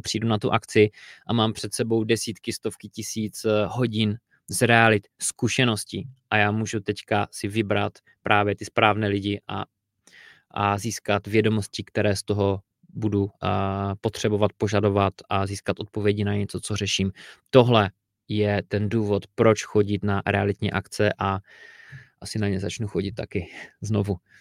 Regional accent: Czechia; u nás v Čechách

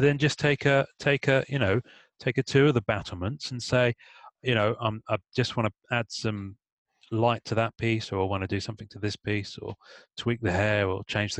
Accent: England, United Kingdom; I'm English

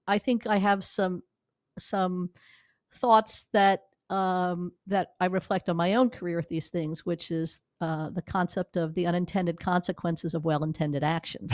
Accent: New York, United States; moved away as an adult; also born or lived in Missouri; now in Los Angeles, United States; I'm a New Yorker who came here twenty years ago

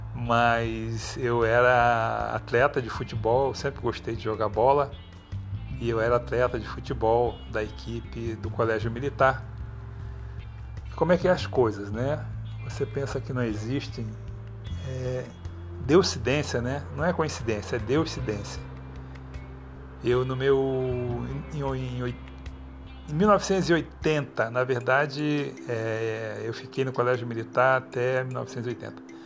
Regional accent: Rio de Janeiro, Brazil; moved away as an adult; sou carioca, Mas tem trinta e nove anos que eu tô fora do Rio de Janeiro.

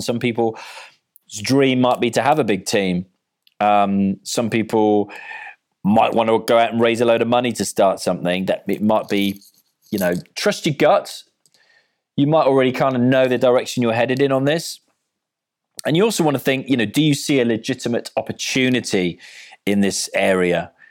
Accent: Cardiff, Wales, United Kingdom; I'm from Cardiff, so I support Wales.

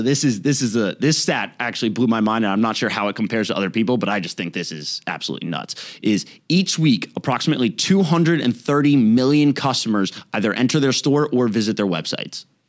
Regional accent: Raleigh, North Carolina, United States; we're from Raleigh, North Carolina

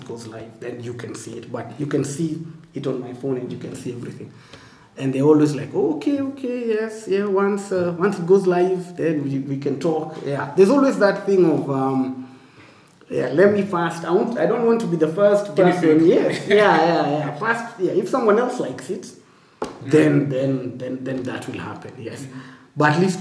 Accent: Kenya

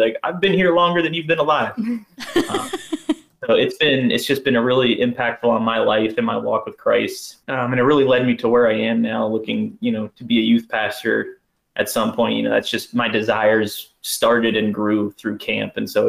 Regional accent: Berwick, Pennsylvania, United States; moved away as an adult; now in Virginia, United States; for anybody listening out there. I'm from Berwick, Pennsylvania. I grew up there my entire life.

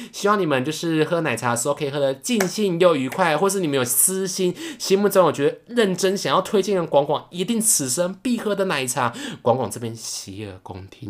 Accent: Taichung, Taiwan; 就是在台中逢甲的正门口，没有夜配哦，可是也是从小喝到大，有一家印度拉茶啦

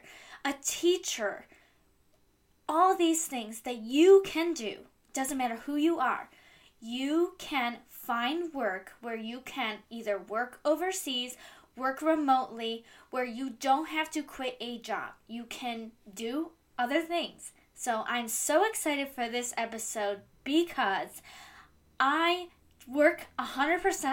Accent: Cleveland, Ohio, United States; I am from Cleveland, Ohio

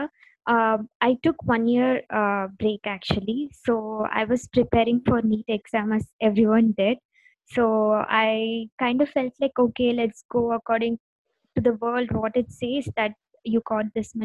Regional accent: Dindigul, Tamil Nadu, India; moved away as an adult; now in Bangalore, India; I'm a girl from Tamil Nadu. So I'm from a small district called Tindakal

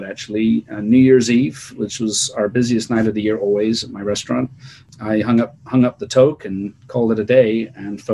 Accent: England, United Kingdom; moved away as an adult; also born or lived in Bristol; now in California, United States; I'm English

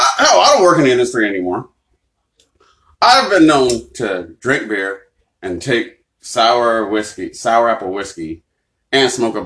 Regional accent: Massachusetts, United States; Like, I'm from Massachusetts, my mother.

